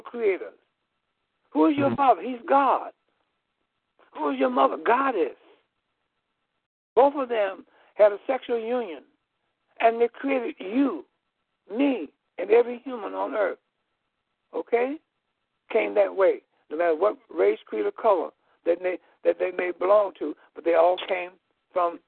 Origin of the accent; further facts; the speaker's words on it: Chicago, Illinois, United States; I was born here in Illinois, in Chicago, Illinois